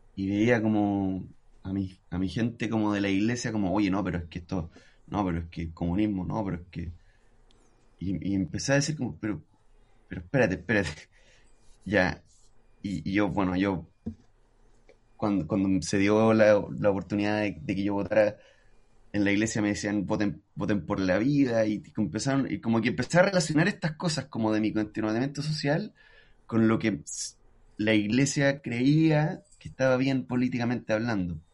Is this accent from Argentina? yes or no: no; Antofagasta, Chile; yo crecí en Antofagasta